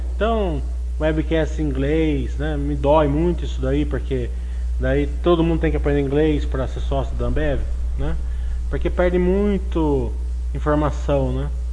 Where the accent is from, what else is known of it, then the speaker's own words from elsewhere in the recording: Brazil; accent: caipira; É que meu inglês é que nem meu português, né? É caipira